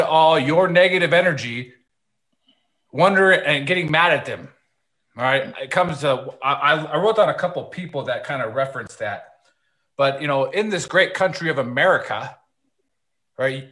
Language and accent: English; Milwaukee, Wisconsin, United States; I am from Milwaukee